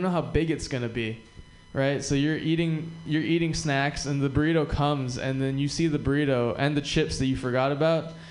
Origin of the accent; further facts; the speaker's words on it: Hawaii, United States; I'm also from Hawaii and I'm Japanese